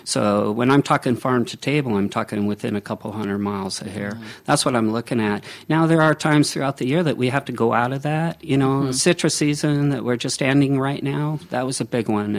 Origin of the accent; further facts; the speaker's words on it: Seattle, Washington, United States; now in Walla Walla, United States; I'm from the Seattle area, so I know, you know, the rain and fog